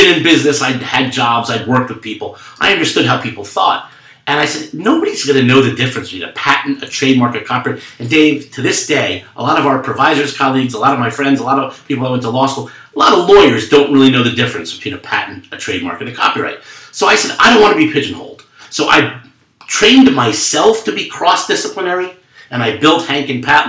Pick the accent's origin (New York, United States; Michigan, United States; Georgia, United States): New York, United States; a Jewish kid growing up in New York